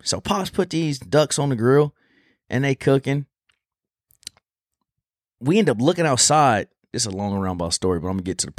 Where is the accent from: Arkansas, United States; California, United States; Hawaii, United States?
California, United States; But I got a couple homies that I grew up with back in Cali, man.